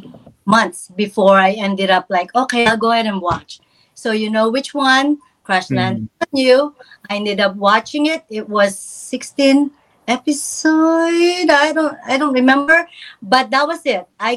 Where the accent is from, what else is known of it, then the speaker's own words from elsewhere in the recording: Philippines; moved away; was growing up in the Philippines